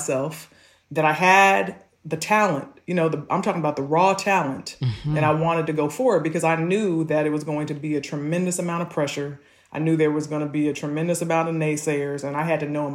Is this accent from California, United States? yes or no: yes; Malibu, California, United States; I'm growing up in Malibu